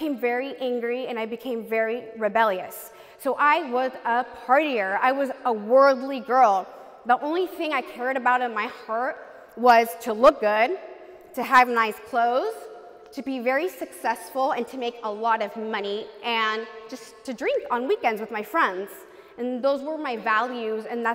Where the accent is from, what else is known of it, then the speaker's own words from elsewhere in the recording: California, United States; I was born in California, and my parents are from Mexico